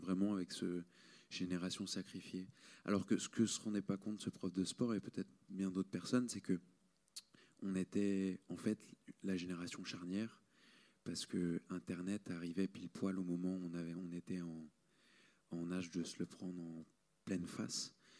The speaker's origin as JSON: {"language": "French", "town": "Marseille", "region": "Provence-Alpes-Côte d'Azur", "country": "France", "said": "je viens de Marseille"}